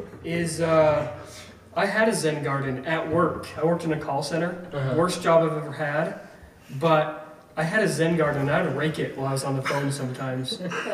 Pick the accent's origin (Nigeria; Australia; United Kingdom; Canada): United Kingdom; Scotland; I'm Scottish.